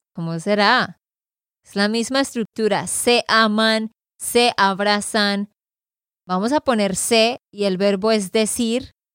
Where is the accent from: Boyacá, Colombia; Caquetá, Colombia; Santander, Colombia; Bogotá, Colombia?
Santander, Colombia; de Santander, Colombia